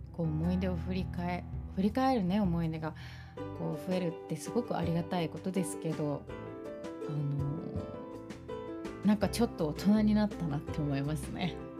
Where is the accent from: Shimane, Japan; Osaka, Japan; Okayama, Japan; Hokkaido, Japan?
Shimane, Japan; born or raised there; moved away